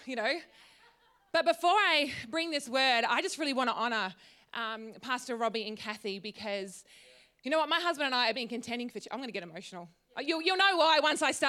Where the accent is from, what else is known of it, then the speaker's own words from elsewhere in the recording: Tatura, Victoria, Australia; moved away as an adult; also born or lived in Wodonga / Brisbane; I grew up in Tatura. So just down the road